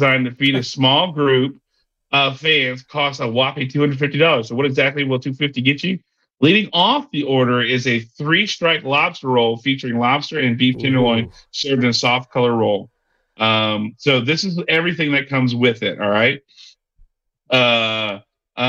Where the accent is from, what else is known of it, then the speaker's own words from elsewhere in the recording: Texas, United States; It's here in my hometown.